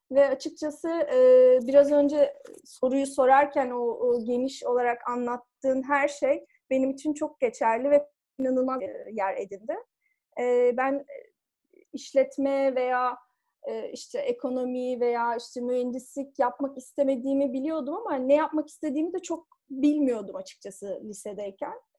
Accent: Ankara, Turkey; also born or lived in Gölcük; Ee, ben e, Ankara'da büyüdüm. 81 ee, 1981 e, doğumluyum. Ee, ve üniversite kadar da eğitim öğretiminin büyük bir çoğunluğunu Ankara'da geçirdim. Bir bölümünü Gölcük'te e, geçirdim.

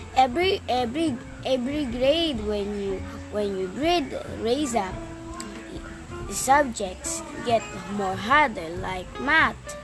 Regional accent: United Arab Emirates; I am from Abu Dhabi, Dubai

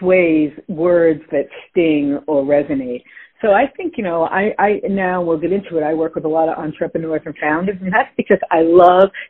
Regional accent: Long Island, New York, United States; growing up in Long Island

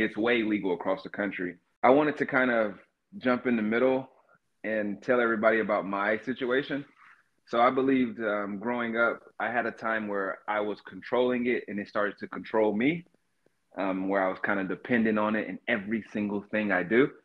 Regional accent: Cartersville, Georgia, United States; moved away as an adult; now in Seattle, United States; I grew up in Georgia, mm. in North Georgia

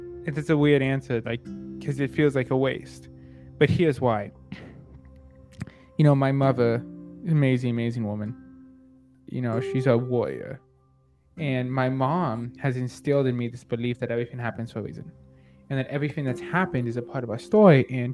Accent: Canada; I'm a Canadian comic book collector

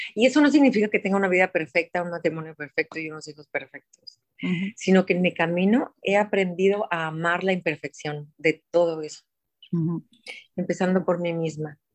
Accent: Guadalajara, Jalisco, Mexico; Nací en Guadalajara, Jalisco, hace 54 años

